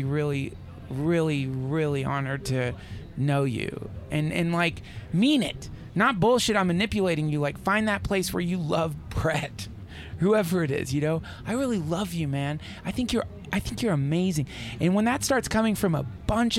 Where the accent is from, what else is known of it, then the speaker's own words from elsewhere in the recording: the South, United States; moved away as an adult; now in Los Angeles, United States; I grew up in the South, this Southern girl